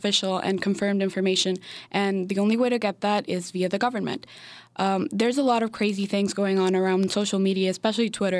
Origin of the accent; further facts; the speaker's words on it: Venezuela; now in United States; my hometown's not, it's kind of far away from the capital